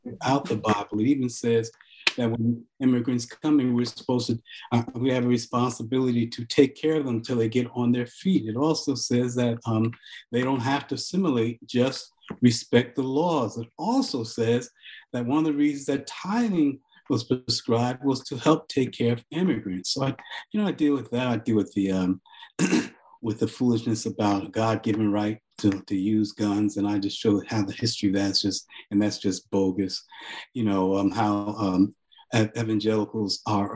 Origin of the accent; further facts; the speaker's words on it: Newark, New Jersey, United States; also born or lived in Farmville, Virginia / East Orange, New Jersey; I was born in Farmville, Virginia, where uh, in Prince Edward County, where they close the schools rather than desegregate them. So in a way, you can say I was born in struggle. And uh, family moved north to Newark, um, and then later to East Orange